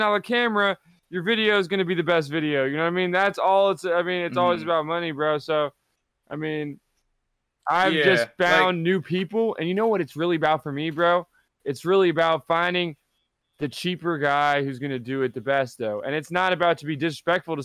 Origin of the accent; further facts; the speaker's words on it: New York City, New York, United States; I'm in my parents' house right now. I'm in Dyckman, New York, in Manhattan